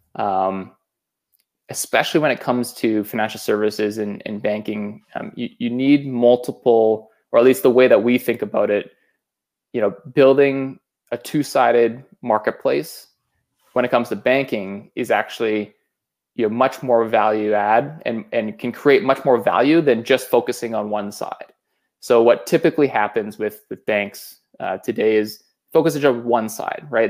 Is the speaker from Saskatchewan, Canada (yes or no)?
yes; Saskatchewan, Canada; I am originally from Saskatchewan, so that's, you know, a prairie born and raised.